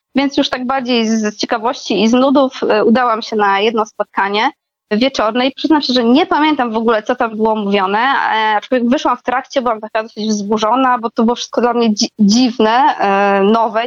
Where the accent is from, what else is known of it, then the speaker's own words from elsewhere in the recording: Podkarpacie, Subcarpathian Voivodeship, Poland; moved away; Ja pochodzę też z takiego małego miasta na Podkarpaciu